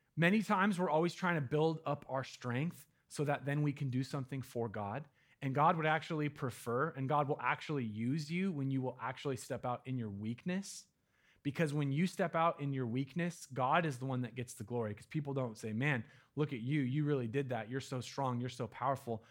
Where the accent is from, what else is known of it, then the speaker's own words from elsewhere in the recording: Medford, Oregon, United States; now in Eugene, United States; my hometown in Medford